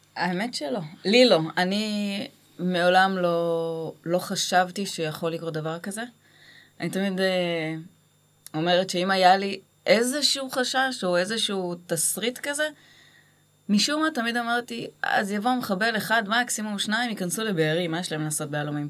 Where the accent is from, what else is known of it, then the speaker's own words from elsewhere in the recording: Gimzo, Central District, Israel; moved away as an adult; also born or lived in Beersheba; now in Kibbutz Alumim, Israel; אני במקור ממושב, מושב גימזו